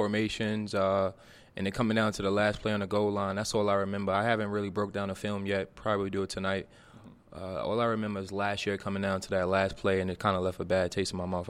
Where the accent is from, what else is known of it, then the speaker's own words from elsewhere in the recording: New York City, New York, United States; And I'm from Brooklyn. It's close to home.